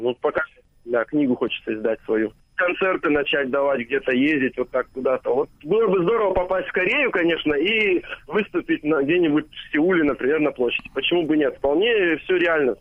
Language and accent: Russian; Omsk, Omsk Oblast, Russia; born or raised there